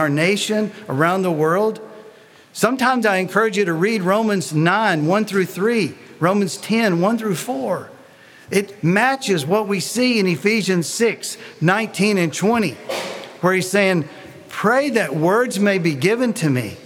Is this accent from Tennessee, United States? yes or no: yes; Tennessee, United States; accent: Tennessee; now in Columbus, Texas, United States; my Tennessee accent